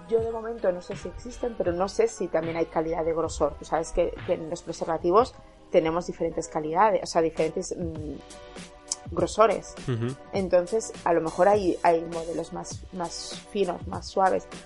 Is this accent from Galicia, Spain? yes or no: no; Catalonia, Spain; Soy catalana, soy chica